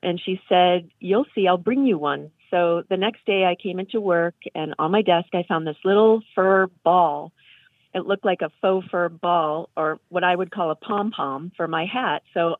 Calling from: Martha's Vineyard, Massachusetts, United States; from Martha's Vineyard.

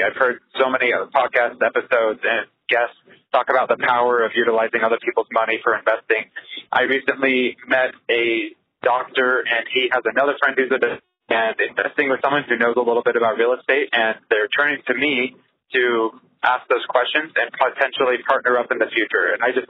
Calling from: Anchorage, Alaska, United States; I'm calling from Anchorage, Alaska. I have a fourplex up here

